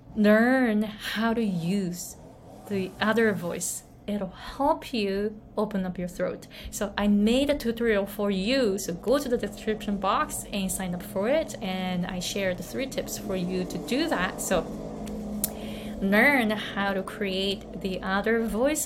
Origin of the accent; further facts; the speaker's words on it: Japan; moved away; I grew up in Japan. I was born and raised in Japan.